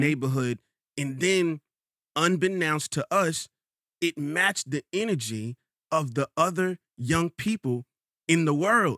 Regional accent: New York, United States; also born or lived in Rochester, New York; I'm from Queens

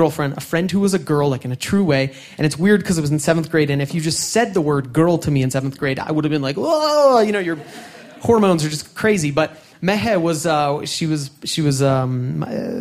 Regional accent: Washington, District of Columbia, United States; I was born in Washington, D.C.

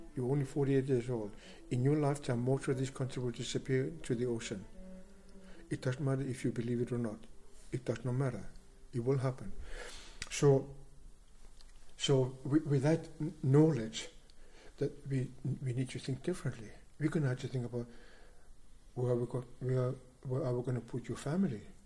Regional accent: Greenland; I am from the Inuit tribe. Inuit is a people of the Arctic

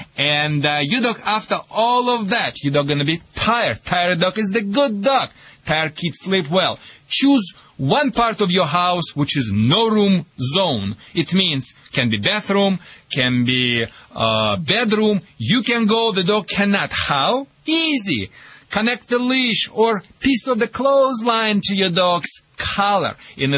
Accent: Michigan, United States; accent: Michigan; Sorry for my Michigan accent, and thank you for translation, Hill.

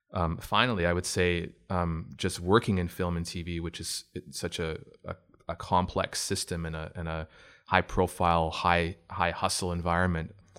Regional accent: Oshawa, Ontario, Canada; also born or lived in Toronto; I'm from Oshawa. I grew up in Oshawa originally

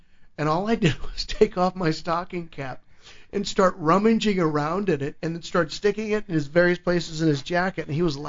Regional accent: Tipton, Missouri, United States; also born or lived in Chicago; now in Los Angeles, United States; I'm from Tipton, Missouri. It's in the heart of Missouri. It's a town of 2,000 people. When I grew up, 2,000 people my whole life

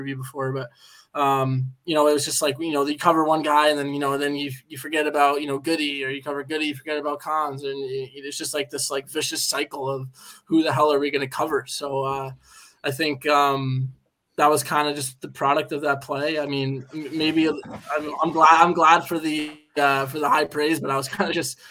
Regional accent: United States; moved away as an adult; now in Belfast, United Kingdom; I'm from the United States

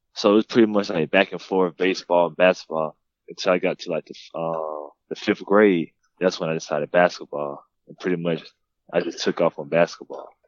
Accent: Douglasville, Georgia, United States; I grew up in Douglasville, Lithia Springs, uh, not too far from Atlanta

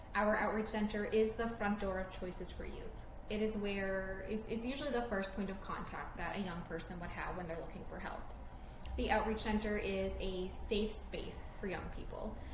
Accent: Newfoundland and Labrador, Canada; now in St. John's, Canada; I am a Newfoundlander, and I've born and raised Newfoundland and Labrador

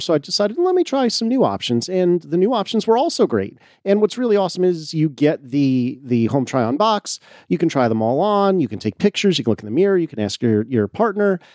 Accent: United States; as an American

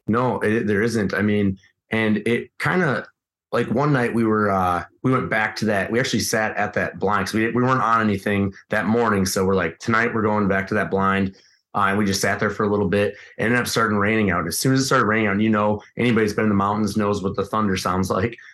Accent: Midwest, United States; being a Midwesterner

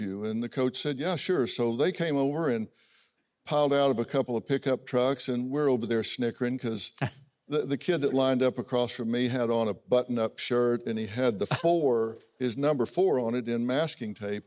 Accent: United States; also born or lived in Oklahoma; I grew up in Texas and Oklahoma.

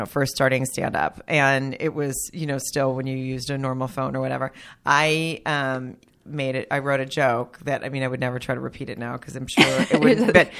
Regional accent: Arkansas, United States; moved away as an adult; also born or lived in Germany; now in Los Angeles, United States; I grew up in Arkansas. And when I moved here, at 21, I moved here right after college.

